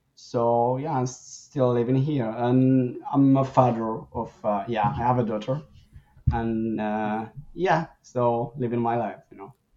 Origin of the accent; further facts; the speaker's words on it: Morocco; now in Canada; I I grew up like in Morocco uh, before moving to Canada